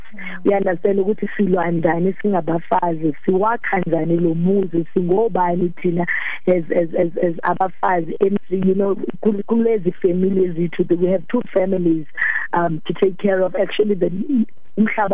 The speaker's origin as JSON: {"language": "English", "town": "Kimberley", "region": "Northern Cape", "country": "South Africa", "tie": "born or raised there", "moved": "yes", "lives_now": "Johannesburg, South Africa", "said": "I'm from Kimberly."}